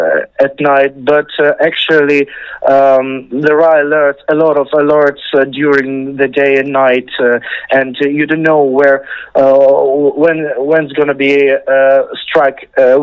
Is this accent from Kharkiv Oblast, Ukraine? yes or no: no; Khmelnytskyi, Khmelnytskyi Oblast, Ukraine; when I was living in Khmelnytsky town. I was born in Khmelnytsky town, that is west of Ukraine, almost west of Ukraine, to be precise.